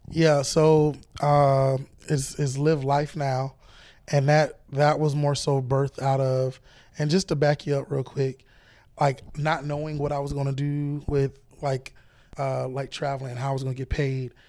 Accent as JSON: {"language": "English", "region": "Florida", "country": "United States"}